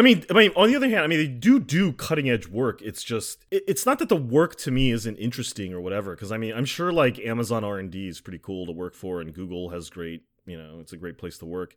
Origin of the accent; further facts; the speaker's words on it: United States; as an American